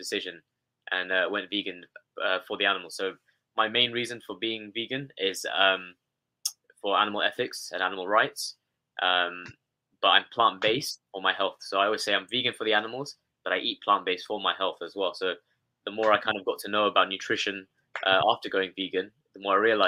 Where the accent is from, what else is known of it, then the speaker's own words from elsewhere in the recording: London, United Kingdom; when I was growing up here in London, I was born in London